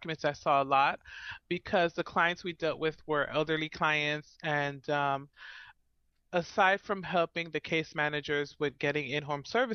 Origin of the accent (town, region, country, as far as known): Miami, Florida, United States; born or raised there; moved away as an adult; now in Central Florida, United States